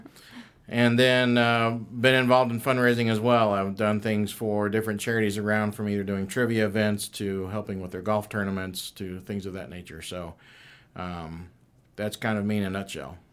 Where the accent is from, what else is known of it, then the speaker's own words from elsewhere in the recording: Kennesaw, Georgia, United States; also born or lived in Ohio; I was born in Ohio, but I grew up here in Kennesaw